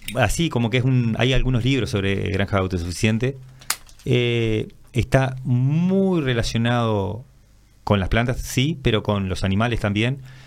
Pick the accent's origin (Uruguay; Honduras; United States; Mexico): Uruguay; Minas, Lavalleja; moved away as an adult; now in José Pedro Varela, Uruguay; yo soy oriundo de Minas, pero hace unos 20 y pico de años que vivo ahí en José Provarela